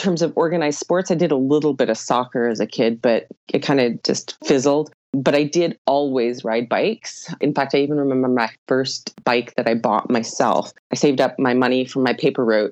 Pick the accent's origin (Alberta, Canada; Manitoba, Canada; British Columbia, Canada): Alberta, Canada; Edmonton; also born or lived in Ontario / Jasper, Alberta; I am originally from Edmonton, Alberta. Actually, I was born in Ontario, but I grew up most of my life in Edmonton, Alberta.